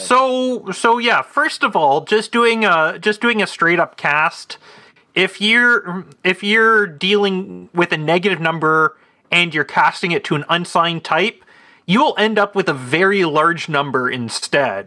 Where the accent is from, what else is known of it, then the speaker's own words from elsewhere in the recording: Canada; as a Canadian